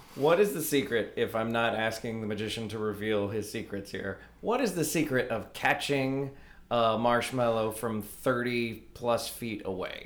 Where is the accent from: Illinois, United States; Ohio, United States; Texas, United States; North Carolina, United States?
Texas, United States; Fort Worth; my hometown